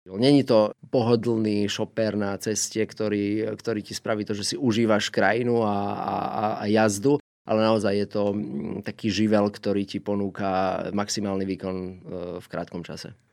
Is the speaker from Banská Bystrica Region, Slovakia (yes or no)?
yes; Žarnovica, Banská Bystrica Region, Slovakia; Pochádzam z mesta e, Žarnovica, čiže e, pochádzam zo stredného Slovenska